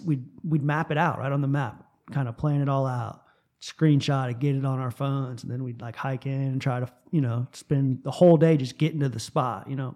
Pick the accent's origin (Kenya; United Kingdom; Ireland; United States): United States; South Florida; moved away as an adult; I grew up in South Florida